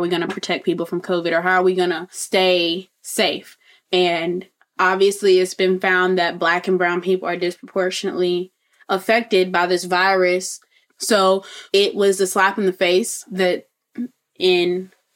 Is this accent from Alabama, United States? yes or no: yes; Montgomery, Alabama, United States; I'm from Montgomery, Alabama